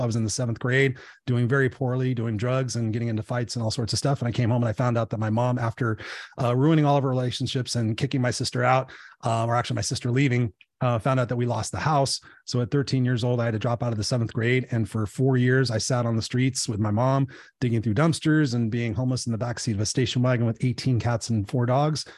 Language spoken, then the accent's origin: English; Inglewood, California, United States; I grew up in Inglewood